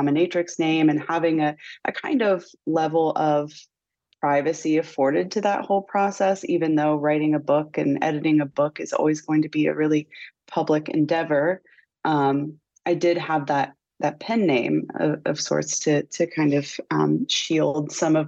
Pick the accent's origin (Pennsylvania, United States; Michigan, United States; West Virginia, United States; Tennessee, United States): West Virginia, United States; moved away; also born or lived in Los Angeles; One as queer, as a teenager, growing up in Appalachia.